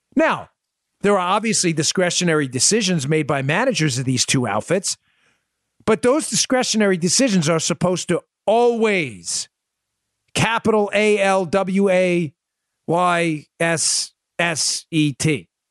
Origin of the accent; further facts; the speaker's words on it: New York City, New York, United States; I grew up in Glendale, Queens